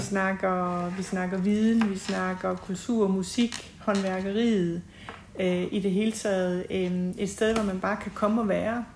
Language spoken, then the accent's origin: Danish; Vamdrup, Southern Denmark, Denmark; moved away as an adult; also born or lived in Kolding / United States / Copenhagen / Tinglev; now in Haderslev, Denmark; jeg er født og opvokset i Vamdrup